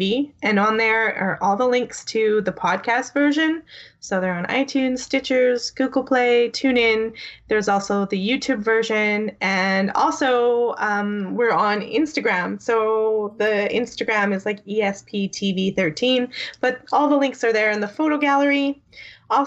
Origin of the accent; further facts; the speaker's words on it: Canada; I'm Canadian